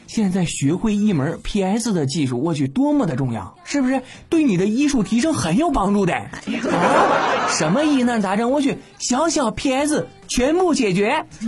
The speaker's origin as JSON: {"language": "Chinese", "country": "China", "said": "身为中国人"}